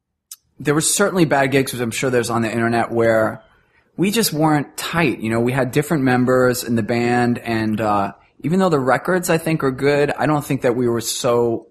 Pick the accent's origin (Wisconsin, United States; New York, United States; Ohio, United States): New York, United States; Queens; Or so, you know, we're hanging out with strippers. We're from Queens.